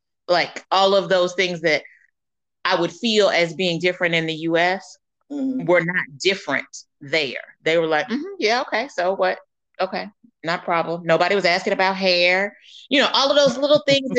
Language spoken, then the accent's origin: English; United States; moved away; they view me as an American, not as a Black American